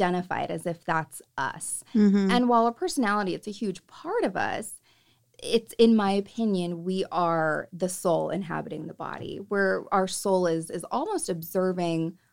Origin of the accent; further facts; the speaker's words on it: Salinas, California, United States; I'm from Salinas, so there's a lot of Catholicism